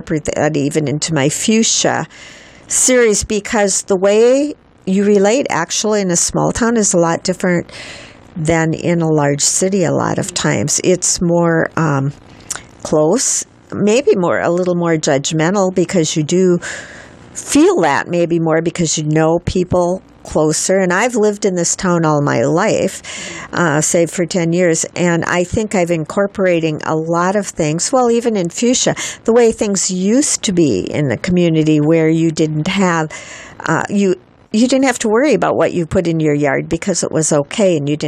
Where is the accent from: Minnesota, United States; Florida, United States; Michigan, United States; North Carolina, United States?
Minnesota, United States; accent: Minnesota; I'm from Minnesota.